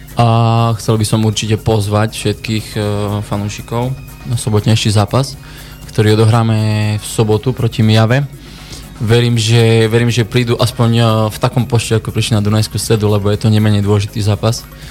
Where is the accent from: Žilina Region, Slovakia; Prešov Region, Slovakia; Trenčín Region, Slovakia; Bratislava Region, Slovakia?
Prešov Region, Slovakia; Vyšný Hrušov; mojej rodnej obce, som z Vyšného Hrušova.